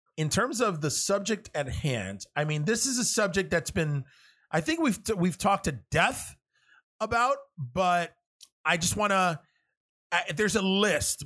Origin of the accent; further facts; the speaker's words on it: New York City, New York, United States; I was born and raised in New York City and Manhattan.